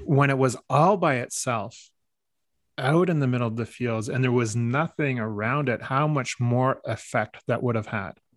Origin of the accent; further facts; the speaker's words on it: Canada; Growing up, you know, part French Canadian, part English Canadian